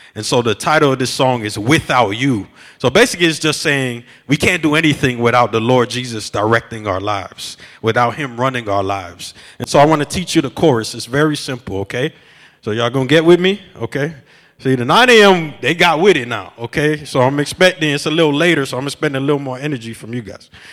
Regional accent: Miami, Florida, United States; now in Chicago, United States; I'm from Miami

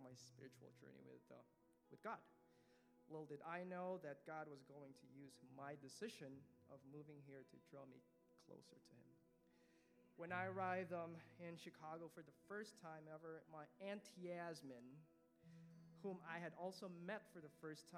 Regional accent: Philippines; moved away; Growing up in the Philippines, I never had a close relationship with my dad

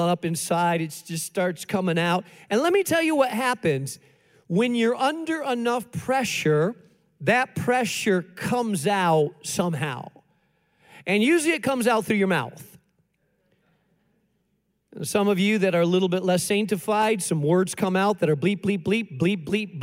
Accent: Spain; moved away; I grew up in Spain

